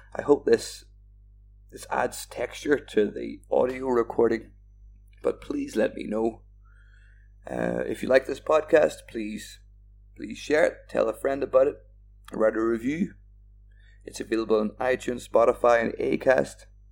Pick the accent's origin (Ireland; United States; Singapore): Ireland; I'm from Ireland